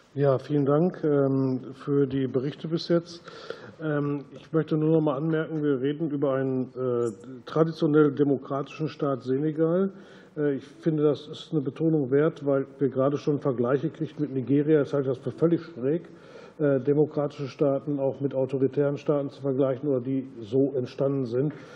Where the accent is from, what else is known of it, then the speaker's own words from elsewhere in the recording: Germany; als Deutscher